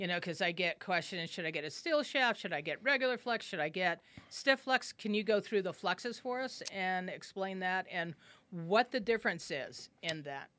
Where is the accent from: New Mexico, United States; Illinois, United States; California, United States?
New Mexico, United States; Albuquerque; I grew up here in Albuquerque